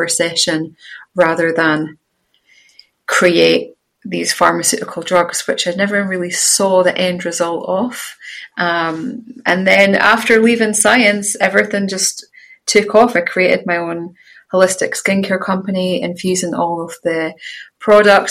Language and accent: English; Scottish countryside, Scotland, United Kingdom; I had the privilege of growing up in the Scottish countryside where I'm now living again.